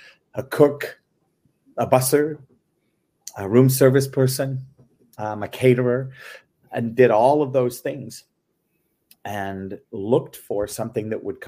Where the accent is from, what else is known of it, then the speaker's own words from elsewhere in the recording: England, United Kingdom; moved away; also born or lived in Belgium / France; I grew up in England, was born and raised in England.